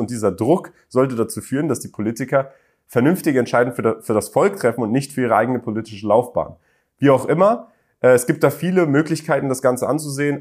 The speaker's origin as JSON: {"language": "German", "region": "Berlin", "country": "Germany", "tie": "born or raised there", "moved": "as an adult", "said": "ich bin in Berlin aufgewachsen"}